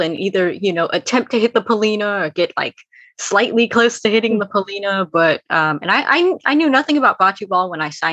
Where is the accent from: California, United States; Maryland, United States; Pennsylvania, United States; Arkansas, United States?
California, United States; Bay Area; I'm from the Bay Area in California.